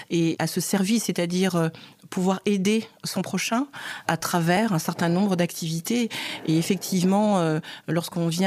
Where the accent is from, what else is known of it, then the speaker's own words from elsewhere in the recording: Cameroon; c'est pas du tout à ma voix que vous pouvez constater que je suis camerounaise